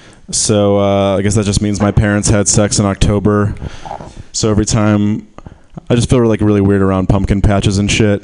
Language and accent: English; Michigan, United States; now in San Francisco, United States; I'm from Michigan